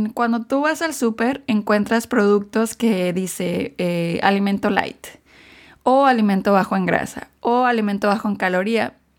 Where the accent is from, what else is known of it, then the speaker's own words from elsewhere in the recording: Mexico; now in United States; yo crecí en México